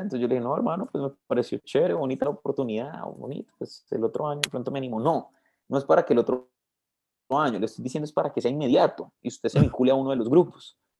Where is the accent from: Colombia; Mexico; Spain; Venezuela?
Colombia; Bogotá; moved away as an adult; also born or lived in Cali, Colombia; me crié en Bogotá toda mi vida, entonces solo en, la partida de nacimiento parece que es de Cali, pero pues realmente yo soy como bogotano